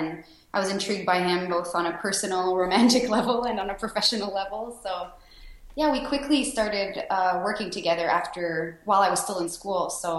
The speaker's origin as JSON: {"language": "English", "town": "Sherbrooke", "region": "Quebec", "country": "Canada", "tie": "born or raised there", "said": "My home city is Sherbrooke, Quebec. It's a small city about an hour and a half outside of Montreal. So that's where I was born and raised."}